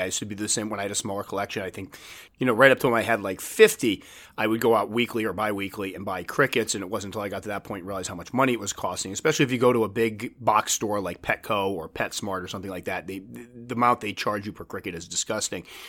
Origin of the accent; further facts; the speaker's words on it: New England, United States; I'm from New England